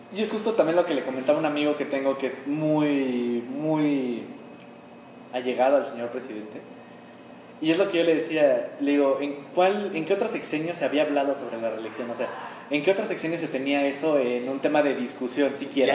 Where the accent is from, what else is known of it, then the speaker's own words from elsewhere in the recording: Mexico; Nosotros los mexicanos